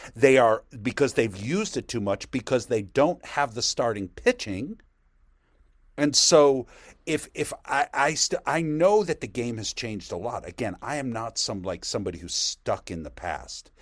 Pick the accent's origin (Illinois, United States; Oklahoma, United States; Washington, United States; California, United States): Illinois, United States; Chicago; moved away; also born or lived in New York; I'm from Chicago, and I grew up a huge Cub fan. I was eight years old in nineteen sixty-nine